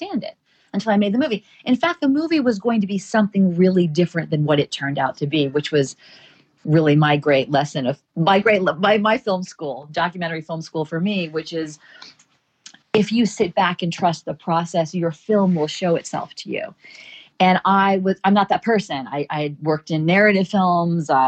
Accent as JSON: {"language": "English", "town": "Charleston", "region": "South Carolina", "country": "United States", "tie": "born or raised there", "moved": "yes", "said": "This was my hometown, my school, people I cared about, my story."}